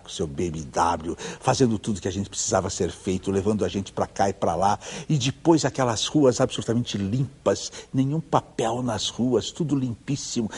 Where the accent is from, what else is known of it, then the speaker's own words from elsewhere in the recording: Ourinhos, São Paulo, Brazil; Eu que nasci em Ourinhos